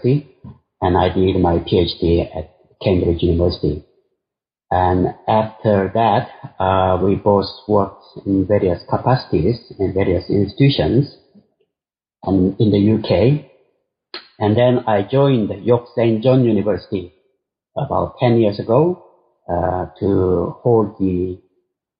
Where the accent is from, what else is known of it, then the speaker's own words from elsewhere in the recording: South Korea; moved away as an adult; also born or lived in India; I was born in Korea, South Korea